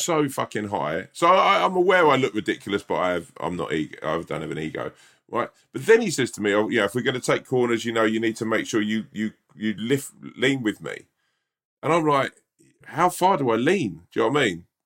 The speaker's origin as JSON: {"language": "English", "region": "England", "country": "United Kingdom", "said": "as an English person"}